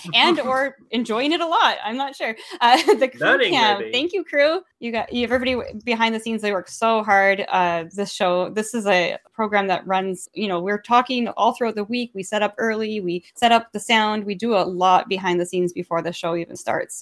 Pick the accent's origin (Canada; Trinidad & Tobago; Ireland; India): Canada; I say that as a Canadian